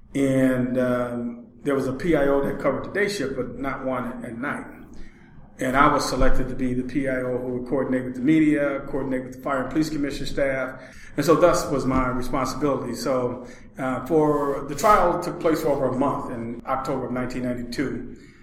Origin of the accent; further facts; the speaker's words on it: Milwaukee, Wisconsin, United States; I was born here in the Hillside Housing Project